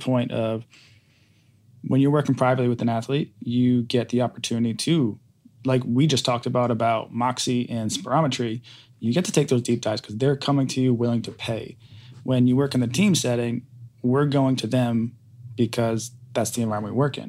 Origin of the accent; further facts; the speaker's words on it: Rhode Island, United States; moved away; I grew up in Rhode Island